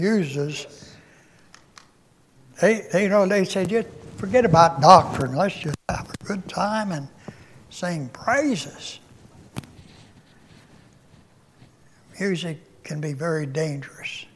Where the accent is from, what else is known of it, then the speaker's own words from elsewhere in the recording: Pennsylvania, United States; moved away; I was born and raised in Pennsylvania